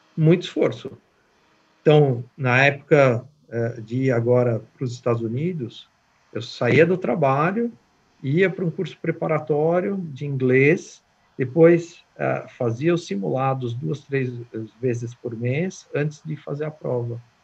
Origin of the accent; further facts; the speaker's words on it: Brazil; moved away; como um bom brasileiro